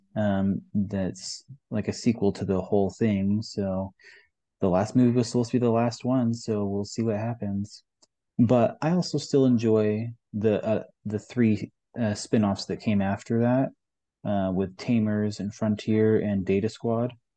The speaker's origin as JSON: {"language": "English", "region": "Western Canada", "country": "Canada", "tie": "born or raised there", "also_born_or_lived": "Utah", "moved": "as an adult", "lives_now": "Texas, United States", "said": "I grew up in Western Canada, rural town"}